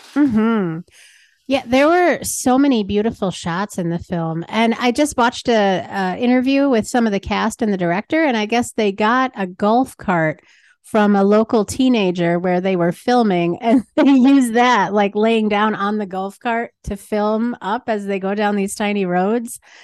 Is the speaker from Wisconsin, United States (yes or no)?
yes; Green Bay, Wisconsin, United States; moved away as an adult; also born or lived in Chicago; I grew up here